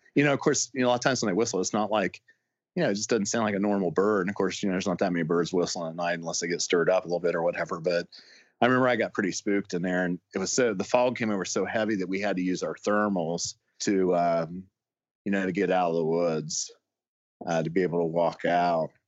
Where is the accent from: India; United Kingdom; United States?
United States; Ohio; now in West Virginia, United States; I grew up in Ohio and I came to West Virginia